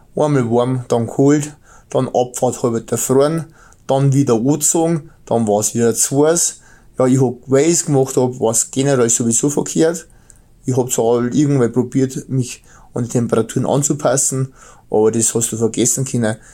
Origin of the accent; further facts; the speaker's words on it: Bavaria, Germany; accent: Bavarian; mein bayerischer Dialekt